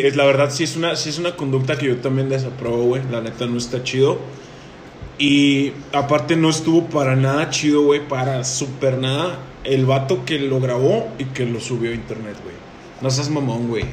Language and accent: Spanish; Chihuahua, Mexico; somos mexicanos, güey. Pero sabemos perfectamente que aquí en Chihuahua, Chihuahua, tenemos una cultura